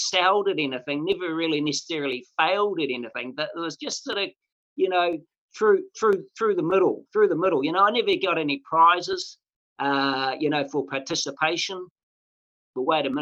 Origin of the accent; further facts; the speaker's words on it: Mangakino, Waikato, New Zealand; When I was a young fellow, I was brought up in a place called Mangakino, which is just off the Waikato River